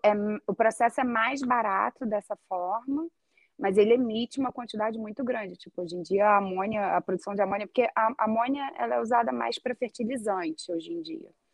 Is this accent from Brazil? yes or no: yes; Brazil; moved away as an adult; also born or lived in Rio de Janeiro; now in Iceland; a gente, como brasileiro